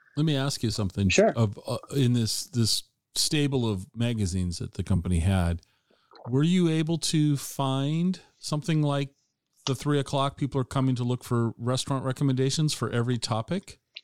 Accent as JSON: {"language": "English", "region": "Washington", "country": "United States", "tie": "born or raised there", "said": "I've spent my entire life living in the state of Washington"}